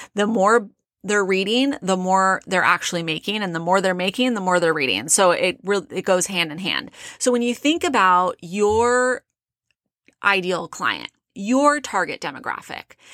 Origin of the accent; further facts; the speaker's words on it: South Orange County, California, United States; now in Phoenix, United States; I grew up in South Orange County.